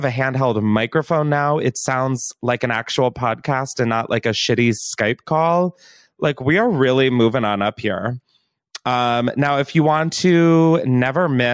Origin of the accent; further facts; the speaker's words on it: Delaware, United States; moved away; I'm from Delaware. There's not really like an entertainment industry. There's no fame. Like that's just never been a part of my upbringing